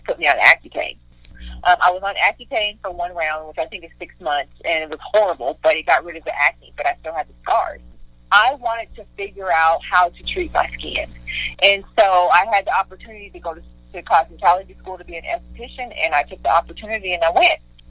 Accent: Seattle, Washington, United States; growing up in Seattle, Washington

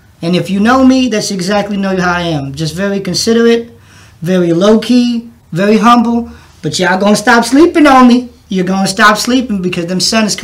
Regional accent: Missouri City, Texas, United States; that's where I'm from

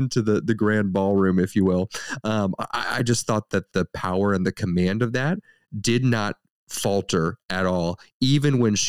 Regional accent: Ireland; You know, I can say this because I'm Irish, and everyone's allowed to make fun of the Irish

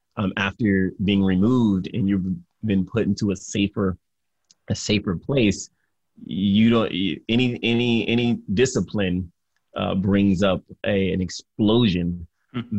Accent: Detroit, Michigan, United States; I grew up in Detroit, Michigan

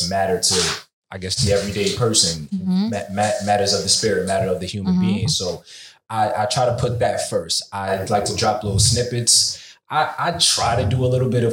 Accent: New York City, New York, United States; I'm from Brooklyn, New York.

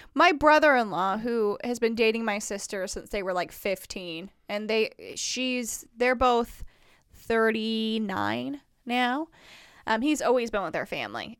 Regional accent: Indiana, United States; accent: Wisconsin; also born or lived in Wisconsin; I say, "Indiana."

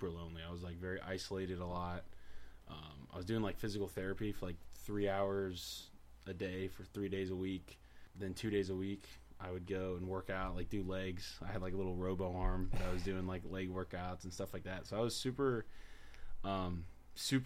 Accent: Rancho Cucamonga, California, United States; I grew up in Rancho Cucamonga pretty much my whole life

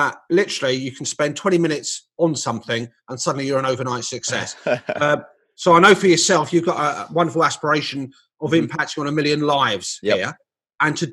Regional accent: London, United Kingdom; moved away as an adult; I left my hometown of London

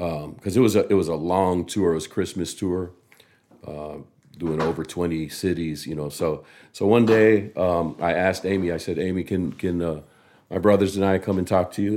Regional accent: Samoa; growing up in Samoa

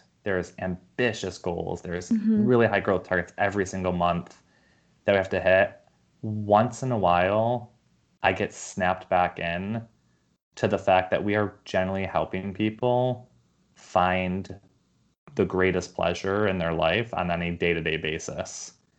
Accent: New York, United States; also born or lived in Los Angeles; now in San Francisco, United States; I grew up in New York and I lived in LA and now San Francisco.

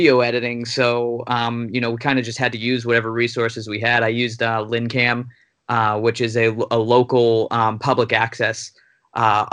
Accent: Lynn, Massachusetts, United States; moved away as an adult; also born or lived in Amherst, Massachusetts; now in Los Angeles, United States; I lived and grew up in Lynn my entire life

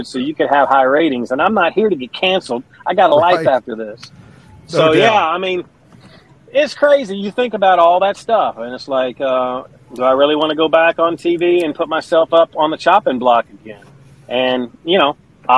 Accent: Owensboro, Kentucky, United States; moved away as an adult; also born or lived in Wisconsin / Phoenix, Arizona / Baltimore, Maryland / Pikeville, Kentucky; now in Alabama, United States; Now, my dad, and that's where I say I'm from, because I lived in Owensboro, Kentucky for 22 years.

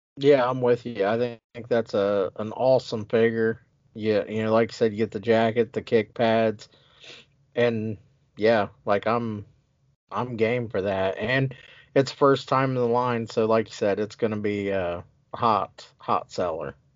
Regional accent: Ohio, United States; now in Wisconsin, United States; I'm from Ohio as well

